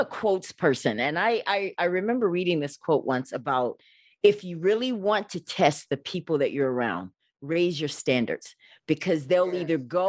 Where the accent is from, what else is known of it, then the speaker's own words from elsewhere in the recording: Alabama, United States; moved away; back in the day when I was growing up in Alabama